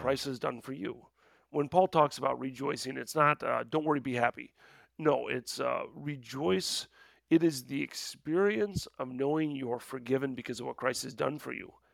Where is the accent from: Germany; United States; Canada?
United States; Midwest; I'm a Midwesterner